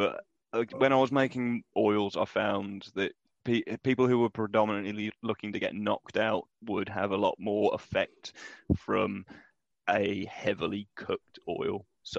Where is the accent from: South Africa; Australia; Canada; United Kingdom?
United Kingdom; we're British, man. We're mild.